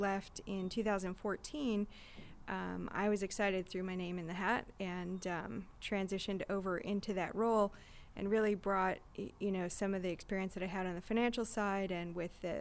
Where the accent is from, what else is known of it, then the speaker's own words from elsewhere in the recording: Michigan, United States; now in San Diego, United States; I grew up in Michigan.